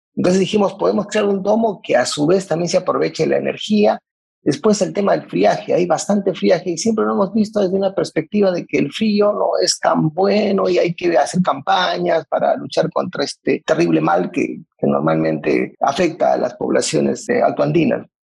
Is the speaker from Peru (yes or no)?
yes; Peru; como peruanos